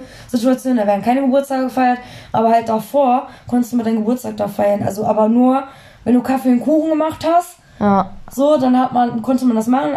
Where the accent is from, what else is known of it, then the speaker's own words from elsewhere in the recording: Duisburg, North Rhine-Westphalia, Germany; moved away; bei uns in Duisburg